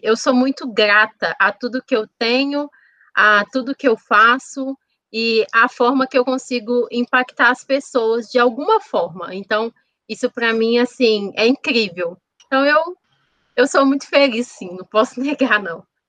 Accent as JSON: {"language": "Portuguese", "town": "Contagem", "region": "Minas Gerais", "country": "Brazil", "tie": "born or raised there", "said": "Eu nasci aqui mesmo, em Contagem."}